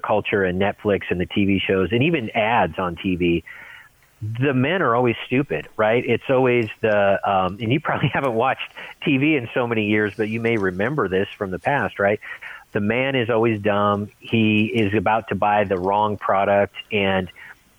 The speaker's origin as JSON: {"language": "English", "town": "Seattle", "region": "Washington", "country": "United States", "tie": "born or raised there", "said": "I'm from the Pacific Northwest, Seattle area"}